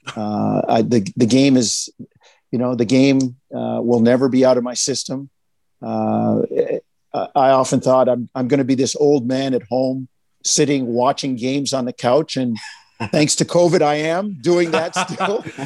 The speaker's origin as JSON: {"language": "English", "country": "Jamaica", "said": "we're Jamaican."}